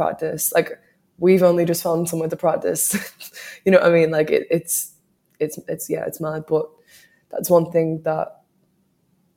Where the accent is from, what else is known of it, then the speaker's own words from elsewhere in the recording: New Brighton, North West England, United Kingdom; the area that I grew up in New Brighton.